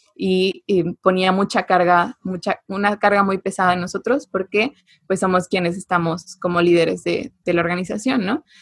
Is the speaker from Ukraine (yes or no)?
no; Mexico; es algo que tenemos como mexicanos, esta empatía muy desarrollada